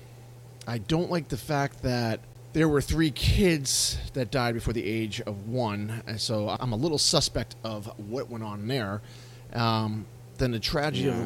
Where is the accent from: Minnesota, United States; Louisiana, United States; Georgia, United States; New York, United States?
New York, United States; Yonkers; I grew up in Yonkers